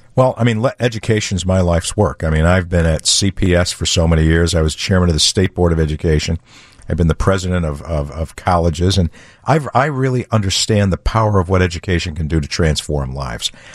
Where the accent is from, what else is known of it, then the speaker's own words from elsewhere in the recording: Chicago, Illinois, United States; I'm a lifelong Chicagoan. I grew up on the Southwest side